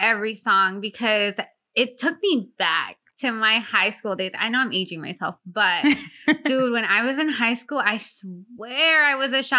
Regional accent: Sacramento, California, United States; Well, I grew up in Sacramento

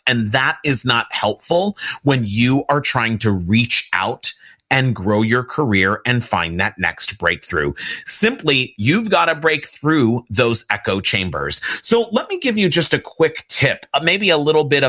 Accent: Pasadena, California, United States; I'm an LA, California kid, but I grew up in Pasadena, California

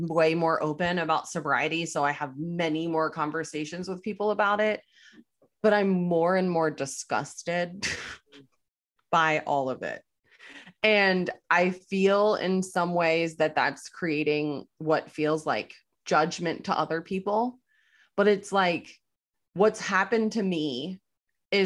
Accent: Cincinnati, Ohio, United States; I grew up in Cincinnati.

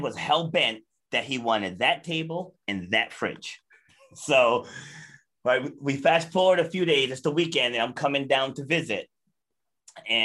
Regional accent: Charlestown, Rhode Island, United States; also born or lived in New York City, New York; We got a house down in Charlestown, like completely different environment than Brooklyn, New York and Queens, New York. So like I grew up

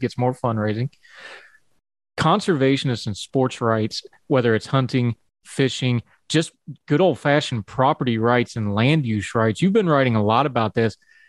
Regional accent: West Virginia, United States; I grew up rurally. I grew up in West Virginia, big hunting state.

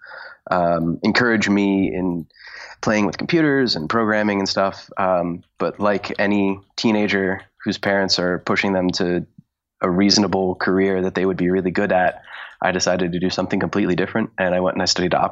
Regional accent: Connecticut, United States; moved away as an adult; also born or lived in Pittsburgh / New York; I grew up in Connecticut and I was a good singer in Connecticut

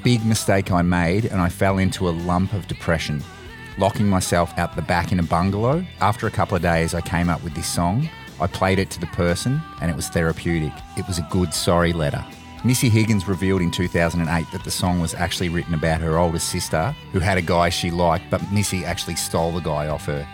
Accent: Australia; as an Australian

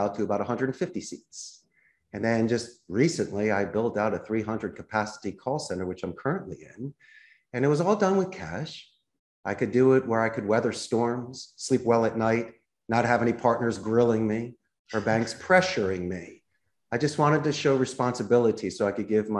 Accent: Philadelphia, Pennsylvania, United States; moved away as an adult; now in Costa Rica; I'm originally from Philadelphia, and the fact that I ended up in Costa Rica

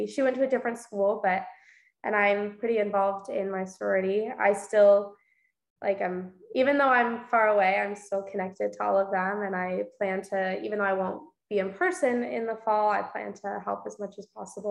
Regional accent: East Bay area, California, United States; I was born in the East Bay area, so about 45 minutes east of San Francisco

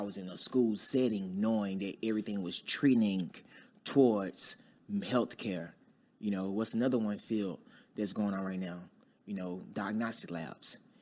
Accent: Dallas, Texas, United States; I'm from Dallas, Texas, uh, born and raised in Oak Cliff

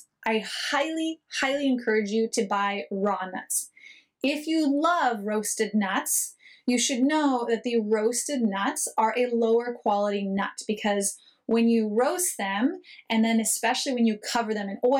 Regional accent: United States; moved away as an adult; also born or lived in Israel; I am an American

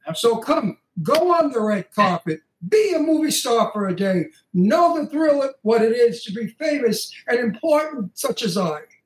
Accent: New York City, New York, United States; I'm from Brooklyn. Italian from Brooklyn

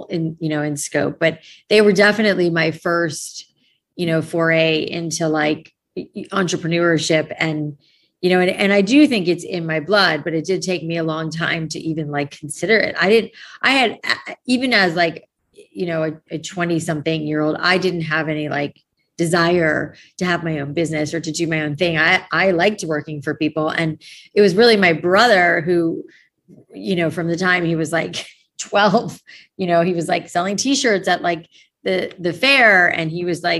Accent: South Florida, United States; also born or lived in New York; I grew up in South Florida. I was born in New York, but mainly spent most of my childhood in South Florida

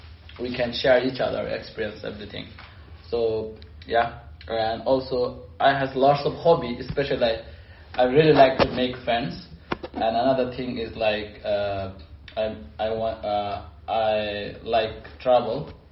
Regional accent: Bangladesh; moved away; I'm from Bangladesh.

